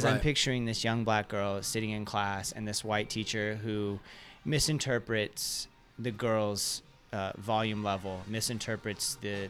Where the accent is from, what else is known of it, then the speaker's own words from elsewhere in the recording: United States; also born or lived in Kentucky / Central Florida; I grew up in Kentucky and Central Florida.